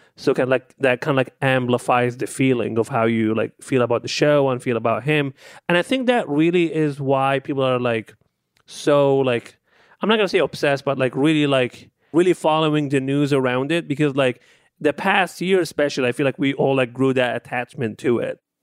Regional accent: Libya; now in United States; growing up in, in, in Libya

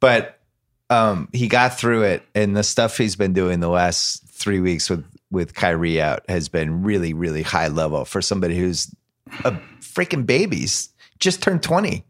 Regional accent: Boston, Massachusetts, United States; moved away; I'm from Boston originally

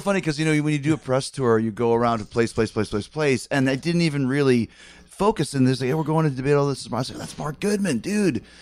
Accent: Canada; I'm from Canada

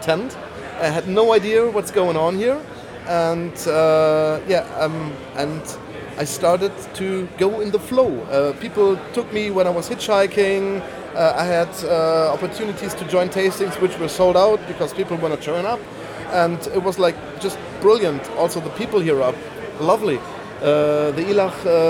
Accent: Bonn, North Rhine-Westphalia, Germany; I'm from Bonn, Western

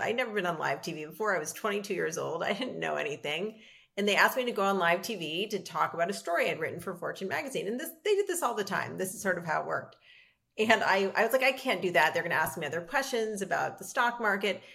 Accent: Los Angeles, California, United States; I grew up in Los Angeles with a hugely supportive family

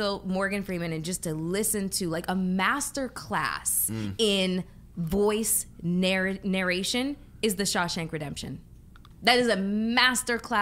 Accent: Canada; moved away; I'm Canadian.

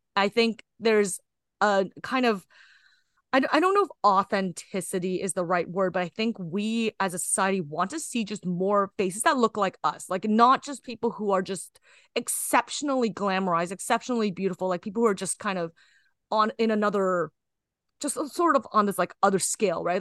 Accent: Kitchener, Ontario, Canada; I'm Canadian born Chinese, so I just sort of was born into a society. And I, I grew up in Kitchener-Waterloo

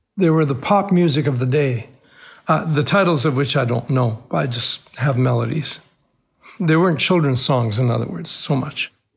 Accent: Cairo, Cairo Governorate, Egypt; moved away; my boyhood growing up in Cairo, Egypt, I was born into an Armenian family

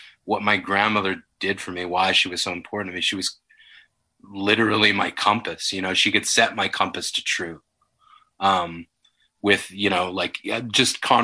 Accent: Yellowknife, Northwest Territories, Canada; I grew up in Yellowknife

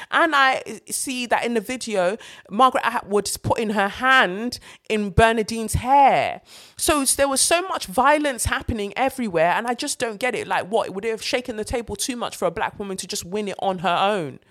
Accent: London, United Kingdom; as a black British girl, like as a Londoner

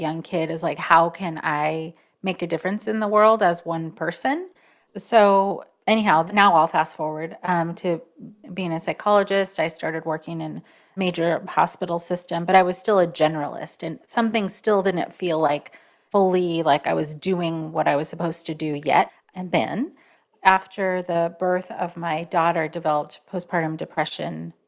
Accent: Oregon, United States; Born in Oregon, the United States.

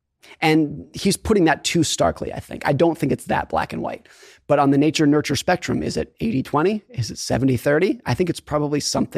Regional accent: Lake Tahoe, California, United States; So I grew up skiing in Lake Tahoe, California, and I was a competitive ski racer.

